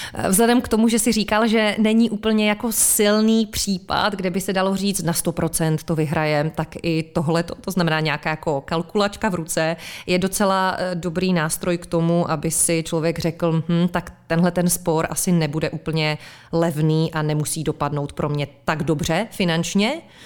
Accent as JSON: {"language": "Czech", "country": "Czechia", "said": "jsme my Češi trochu sudičský národ"}